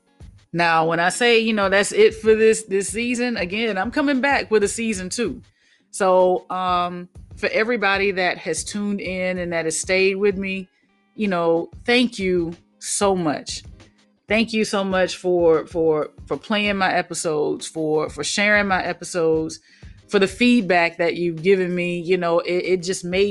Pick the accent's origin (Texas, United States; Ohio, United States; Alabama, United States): Alabama, United States; Mobile; I'm from Mobile, Alabama.